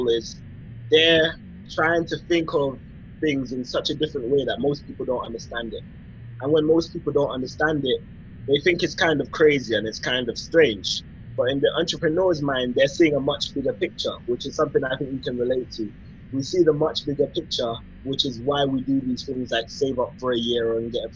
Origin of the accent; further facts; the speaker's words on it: London, United Kingdom; So I was born in England, London, and my mom is from Jamaica and my dad is from Nigeria. So I'm Afro-Caribbean, but I'm English.